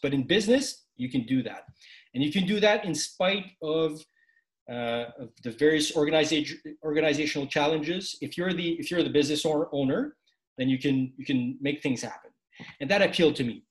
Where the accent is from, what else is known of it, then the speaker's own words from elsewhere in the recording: Quebec, Canada; a Quebecois, a, a francophone, uh, serving in the Canadian Army